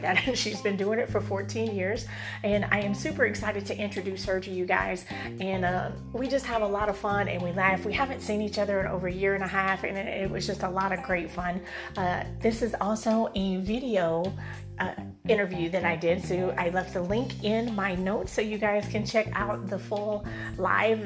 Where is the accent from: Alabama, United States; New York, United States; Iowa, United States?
Alabama, United States; moved away as an adult; now in San Diego, United States; I am in my home state. I had lived here for close to 40 years of my life